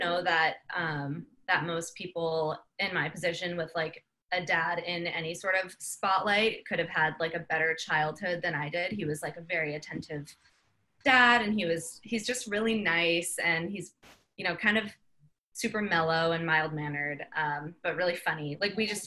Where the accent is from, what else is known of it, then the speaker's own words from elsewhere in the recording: San Diego, California, United States; I grew up in San Diego.